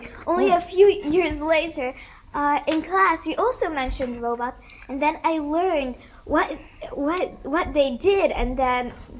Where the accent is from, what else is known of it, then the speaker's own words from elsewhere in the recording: Hungary; now in Netherlands; I am 10 years old. I come from Hungary.